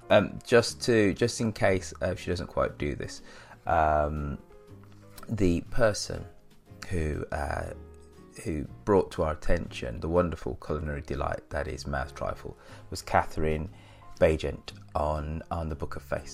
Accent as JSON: {"language": "English", "country": "United Kingdom", "said": "being all being all British"}